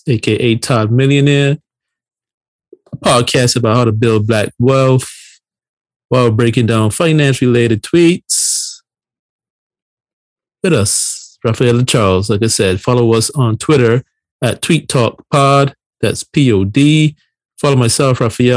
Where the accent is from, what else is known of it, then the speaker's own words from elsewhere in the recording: Barbados; moved away as an adult; now in United States; born and raised in Barbados, came to the United States on my 18th birthday. Been here ever since, you know, over 20 years